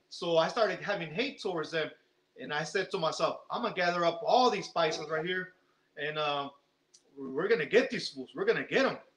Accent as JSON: {"language": "English", "town": "San Jose", "region": "California", "country": "United States", "tie": "born or raised there", "also_born_or_lived": "Mexico", "said": "I was born in Mexico. Okay. And, and I was raised in San Jose. They brought me here when I was about a year and a half. Me trajeron a San Jose when I was a year and a half, and um, and uh, my family came here in the late 70s, early 80s, and they brought me here on 83"}